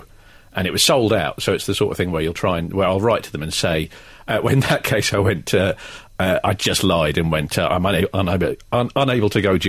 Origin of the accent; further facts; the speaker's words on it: Australia; now in London, United Kingdom; as an Australian in London.